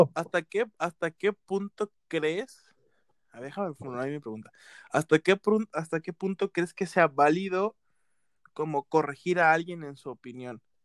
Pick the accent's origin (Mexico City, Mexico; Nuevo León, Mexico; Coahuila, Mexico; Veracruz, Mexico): Veracruz, Mexico; yo soy de costa, o sea, yo soy costeño, soy de, Veracruz